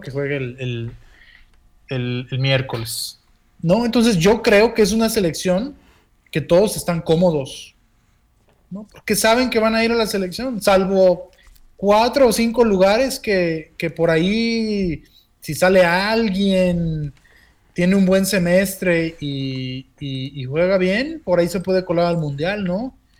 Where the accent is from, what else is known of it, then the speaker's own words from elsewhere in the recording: Mexico; así somos los mexicanos